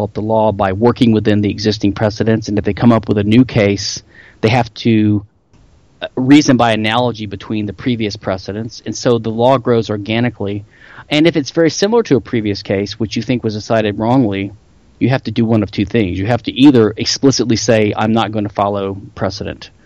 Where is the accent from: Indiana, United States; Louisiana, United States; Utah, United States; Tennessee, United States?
Louisiana, United States; I am from Louisiana